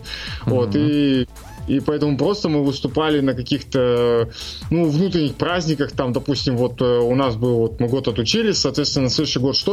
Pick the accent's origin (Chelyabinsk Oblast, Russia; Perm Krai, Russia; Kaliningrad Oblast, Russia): Chelyabinsk Oblast, Russia; Chelyabinsk; я из Челябинска